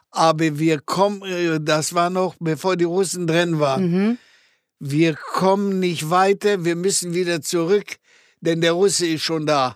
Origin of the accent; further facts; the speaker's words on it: Gliwice, Silesian Voivodeship, Poland; first language German; moved away as an adult; now in Germany; ich bin ja in die Schule gegangen, in, in die Mittelschule in Gleiwitz